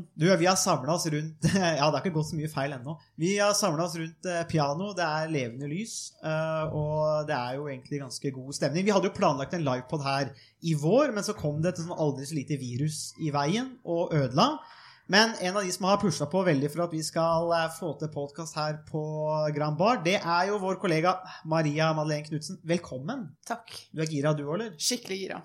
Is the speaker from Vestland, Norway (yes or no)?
no; Ringerike, Buskerud, Norway; Ringeriksbanen, for det er der jeg er fra